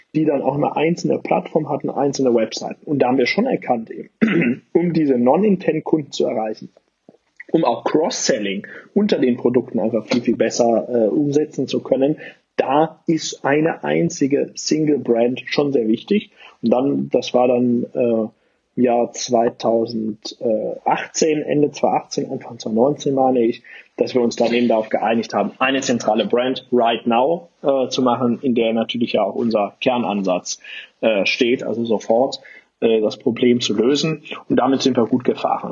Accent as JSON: {"language": "German", "town": "Aachen", "region": "North Rhine-Westphalia", "country": "Germany", "said": "komme ja wie gesagt aus Aachen, bin äh, echter Rheinländer"}